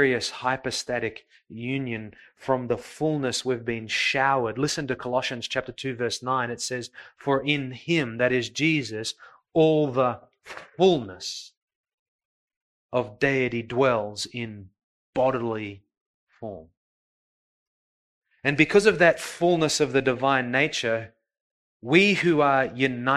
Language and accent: English; Coburg, Victoria, Australia; I grew up in Coburg.